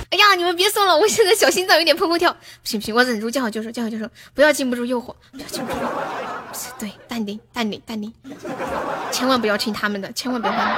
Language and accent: Chinese; Sichuan, China; accent: Sichuanese; also born or lived in Shenzhen; 我是四川的